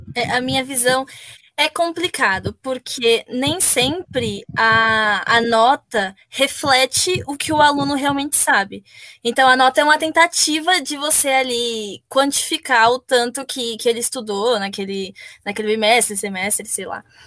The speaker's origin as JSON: {"language": "Portuguese", "region": "São Paulo", "country": "Brazil", "said": "Eu sou de São Paulo"}